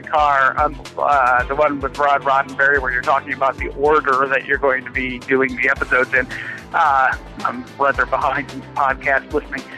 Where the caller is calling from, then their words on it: Columbus, Ohio, United States; I'm calling from Columbus, Ohio